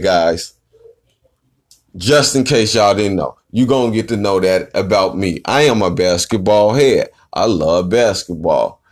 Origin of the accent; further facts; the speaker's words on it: Chicago, Illinois, United States; I'm from Chi-Town, South Side. Where I reside